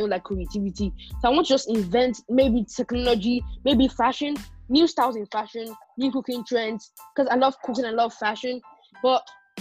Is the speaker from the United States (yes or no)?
no; Nigeria; I'm from Nigeria.